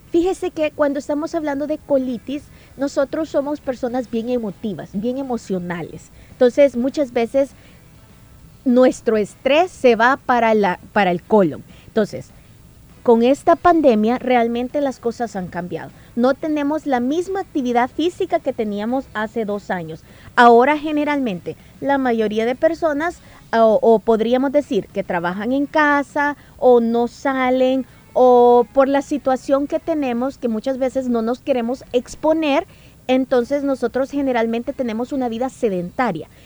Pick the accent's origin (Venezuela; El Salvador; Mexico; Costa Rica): El Salvador; como salvadoreño